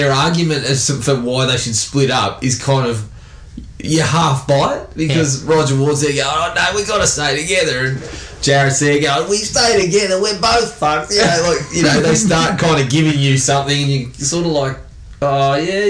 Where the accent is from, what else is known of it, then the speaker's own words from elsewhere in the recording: Australia; Growing up in Australia